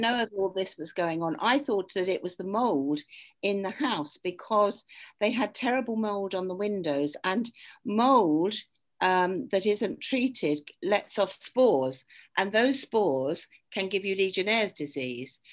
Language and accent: English; United Kingdom; I'm British.